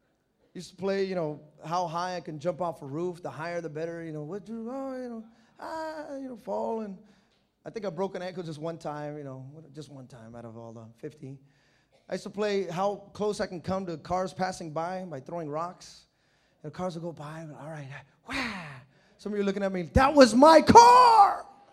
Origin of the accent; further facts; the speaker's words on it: New York, United States; I'm just a drug addict. What? I'm from New York. You want me to go to L.A.?